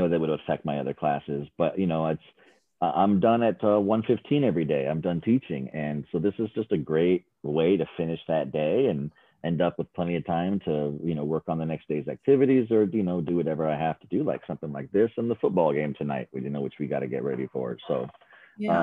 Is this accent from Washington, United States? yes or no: yes; Seattle, Washington, United States; also born or lived in Philadelphia; I was under 2 years old and we moved from Philadelphia to Seattle.